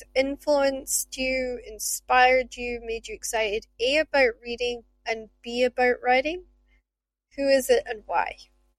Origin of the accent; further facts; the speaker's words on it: Shetland, Scotland, United Kingdom; I grew up in Shetland